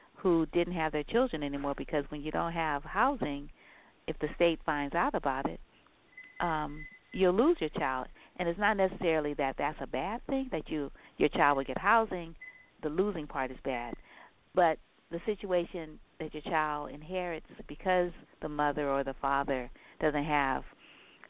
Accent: New Orleans, Louisiana, United States; moved away; I'm from Louisiana, from New Orleans, and Magnolia is our state flower.

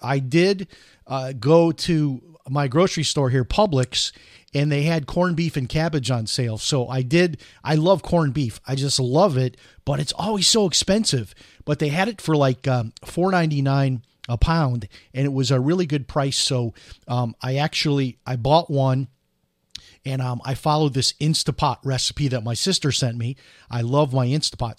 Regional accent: Chicago, Illinois, United States; I grew up in Chicago

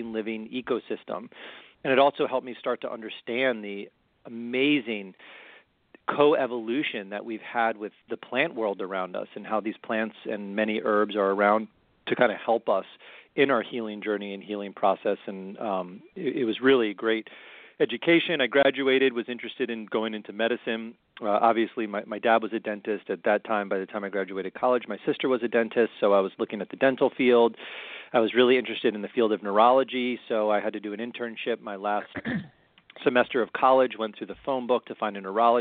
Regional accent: Maryland, United States; also born or lived in Colorado; I was born and raised in Maryland

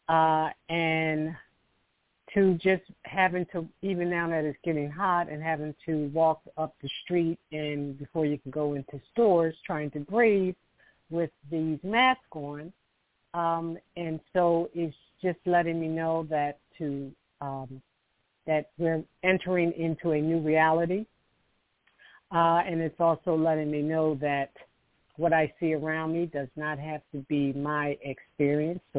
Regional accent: Philadelphia, Pennsylvania, United States; I'm from Philadelphia.

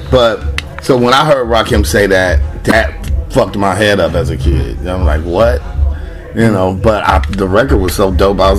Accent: West Coast, United States; I'm dope. I'm from the West Coast. I'm a lyricist

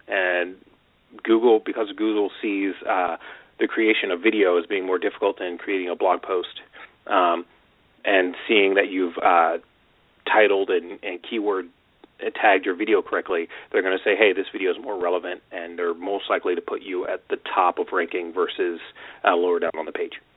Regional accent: Washington, United States; moved away as an adult; also born or lived in California; I grew up in Washington State, and I moved down to California to go to school

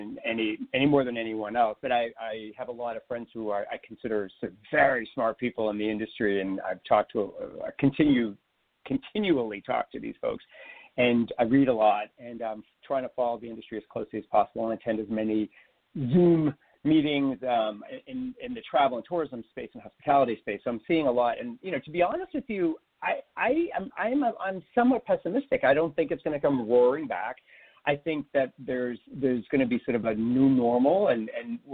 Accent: Boston area, Massachusetts, United States; now in Toronto, Canada; I grew up in the Boston area, just a few miles outside of Boston

